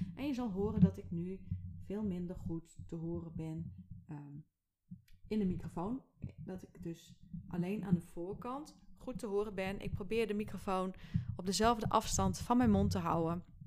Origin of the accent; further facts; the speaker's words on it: Friesland, Netherlands; ik ben als Fries